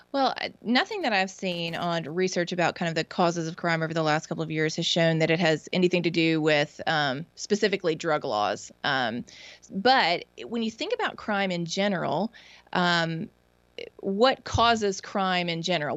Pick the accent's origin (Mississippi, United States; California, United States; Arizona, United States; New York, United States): Mississippi, United States; my home state of Mississippi